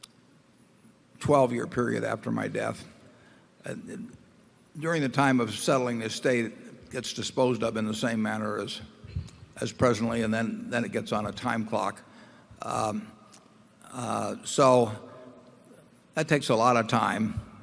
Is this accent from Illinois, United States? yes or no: no; Nebraska, United States; as Nebraskans